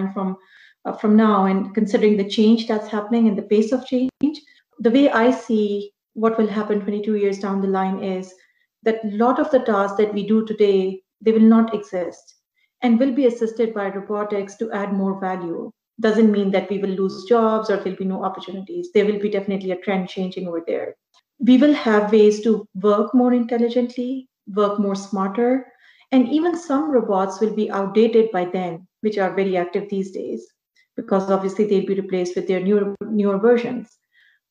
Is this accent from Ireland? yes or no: no; Pakistan; moved away as an adult; now in Canada; back home in Pakistan. So I was there for 6 years with PwC Pakistan. And then when I immigrated to Canada in 2010